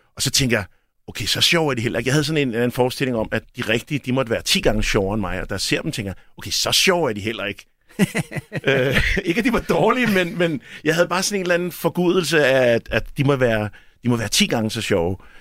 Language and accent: Danish; Albertslund, Capital Region of Denmark, Denmark; jeg er fra Alberslund